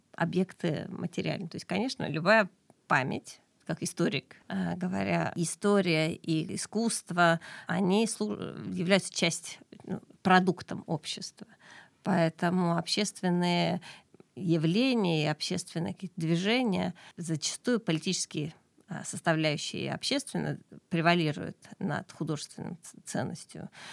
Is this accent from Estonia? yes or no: yes; Keila, Harju County, Estonia; я сама родом из Кейла